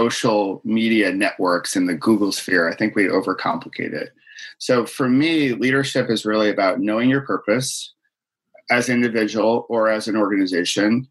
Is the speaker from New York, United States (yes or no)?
yes; Rochester, New York, United States; I grew up in Rochester, New York